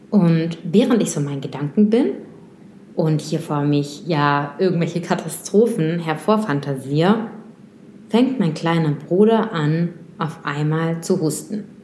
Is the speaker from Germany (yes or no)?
no; Moscow, Russia; born there; German is a second language; ich bin in Moskau geboren, ich bin in Russland zur Welt gekommen und habe dann auch schon oft meinen Wohnort gewechselt.